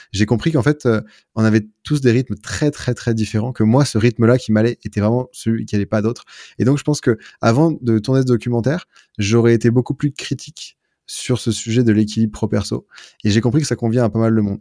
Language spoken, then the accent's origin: French; France; now in Lyon, France; en tant que Français